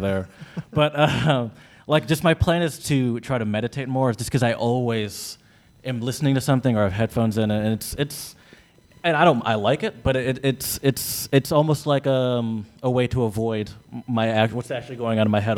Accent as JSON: {"language": "English", "country": "United States", "said": "I'm American"}